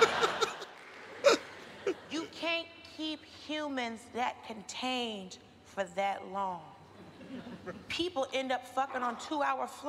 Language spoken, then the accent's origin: English; United States; I'm an American and a Christian.